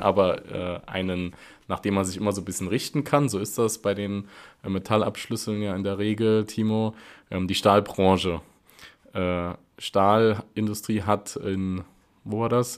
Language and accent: German; Wiebelskirchen, Saarland, Germany; bei uns in Wiebelskirchen